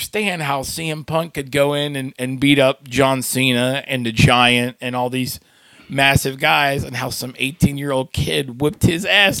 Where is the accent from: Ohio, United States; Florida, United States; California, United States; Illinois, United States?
Florida, United States; Sarasota; moved away as an adult; also born or lived in Erie, Pennsylvania; my hometown, Sarasota, Florida